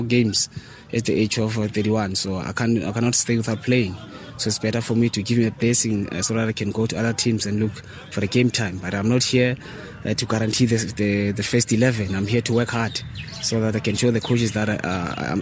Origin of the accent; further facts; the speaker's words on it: Polokwane, Limpopo, South Africa; moved away; also born or lived in Soweto; That's why I end up here in Bulukwan, because this is my hometown.